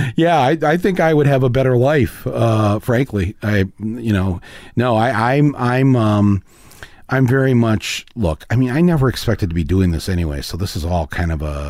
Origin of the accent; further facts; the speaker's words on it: Midwest, United States; we're from the Midwest